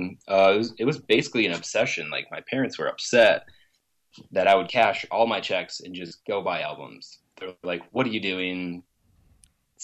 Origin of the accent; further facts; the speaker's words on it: Grand Rapids, Michigan, United States; moved away as an adult; now in Los Angeles, United States; I was born and raised in Grand Rapids for 26 years.